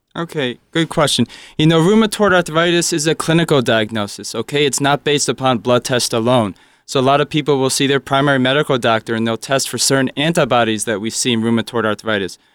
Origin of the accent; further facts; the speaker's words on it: Springfield, New Jersey, United States; also born or lived in Philadelphia / New York; I was born right here in Springfield, New Jersey. So, uh, I'm always a Jersey person